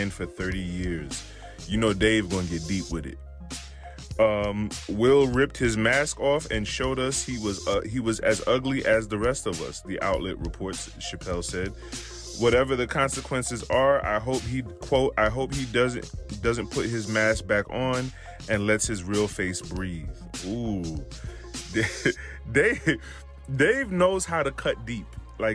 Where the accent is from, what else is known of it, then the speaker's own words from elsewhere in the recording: New York City, New York, United States; Me growing up in New York City